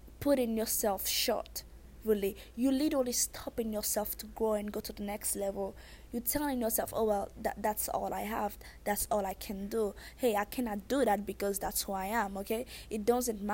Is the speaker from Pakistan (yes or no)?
no; Haiti; accent: thick accent; I'm Haitian